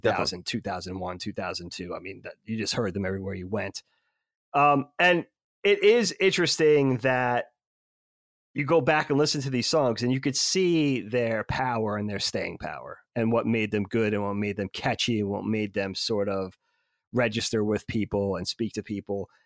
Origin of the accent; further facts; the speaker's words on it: New York, United States; we grew up in New York, so we had Hot ninety-seven